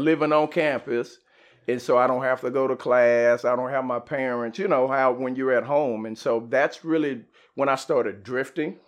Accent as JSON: {"language": "English", "town": "Garland", "region": "Texas", "country": "United States", "tie": "born or raised there", "said": "Garland, growing up"}